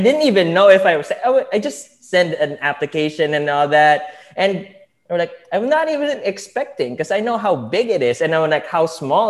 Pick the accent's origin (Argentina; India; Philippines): Philippines; moved away as an adult; now in United States; I'm from the Philippines. I landed here in the U.S. because of my internship in hotels